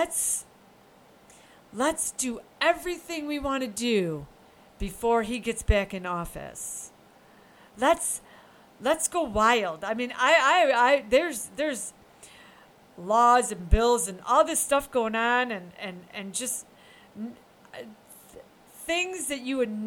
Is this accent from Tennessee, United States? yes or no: no; upstate New York, United States; I'm from New York. I'm upstate